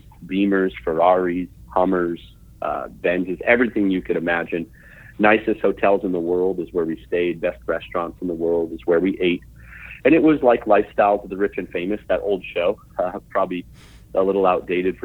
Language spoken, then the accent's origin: English; Vancouver, British Columbia, Canada; also born or lived in Orlando, Florida; I was born in Orlando, Florida in 1984. I'm 35 years old. And 2 years after being born in Orlando, my parents moved to Vancouver, British Columbia, where I grew up.